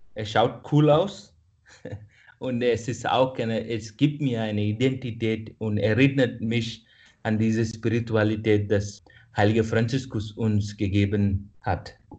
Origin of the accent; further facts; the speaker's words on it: India; first language Kannada; German is a second language; moved away as an adult; now in Vienna, Austria; dass ich von Indien komme. Jetzt bin ich in Österreich